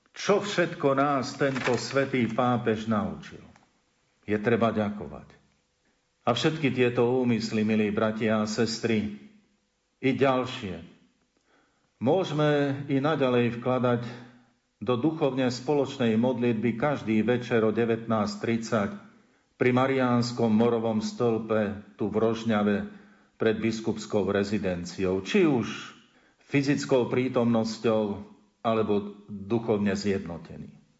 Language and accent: Slovak; Slovakia